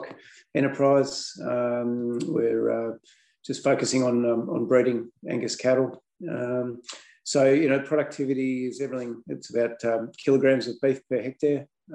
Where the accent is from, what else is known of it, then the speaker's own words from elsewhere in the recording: Melbourne, Victoria, Australia; now in Wantabadgery, Australia; I grew up actually in Melbourne.